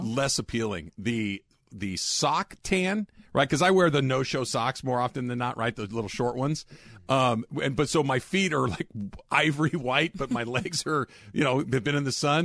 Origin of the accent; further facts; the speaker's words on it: California, United States; as a Californian